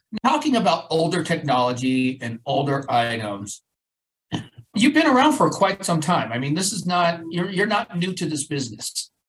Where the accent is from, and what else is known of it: Colorado, United States; born or raised there